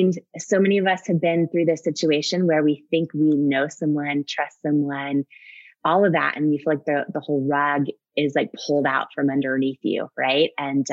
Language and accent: English; Washington, United States; also born or lived in Northern California; I was born in Northern California. Okay. And I grew up in Washington State thought I knew where I was from in my late 20s, found out I was adopted by surprise.